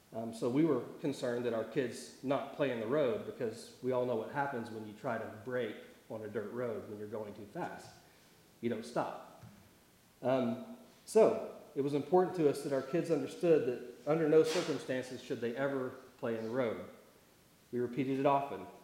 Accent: Tulsa, Oklahoma, United States; moved away; I grew up around Tulsa, so I grew up with lots of trees and lakes

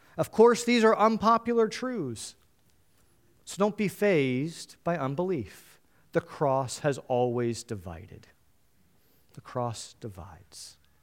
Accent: United States; being an American, we kind of only know English well

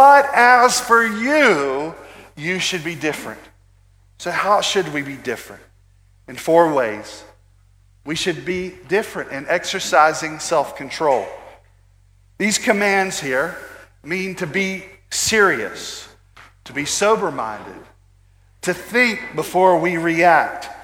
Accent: United States; American Christians

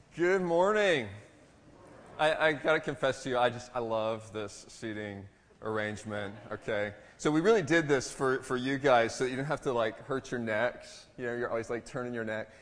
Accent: Maryland, United States; moved away; also born or lived in Texas; I'm, I'm from Maryland

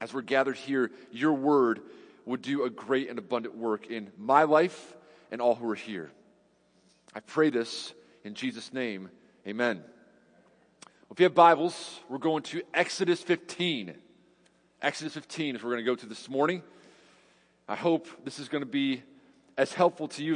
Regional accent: New York, United States; now in Cedarville, United States; I'm from New York

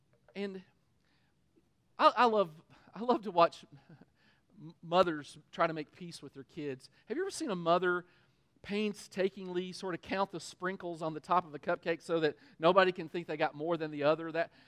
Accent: Kentucky, United States; We're from Kentucky

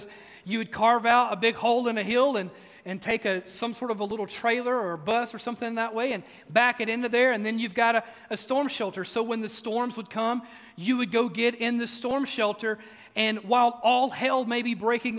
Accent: Mississippi, United States; also born or lived in East Tennessee; now in Oak Ridge, United States; I grew up in Mississippi, and while we do occasionally have rough weather over here in East Tennessee

